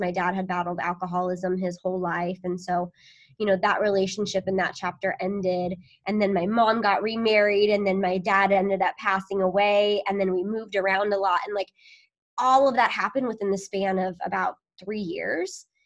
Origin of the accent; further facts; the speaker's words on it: near Sacramento, Northern California, United States; moved away as an adult; also born or lived in Chicago; now in Long Beach, United States; born in Long Beach actually, but raised up in Northern California, close to like the Sacramento area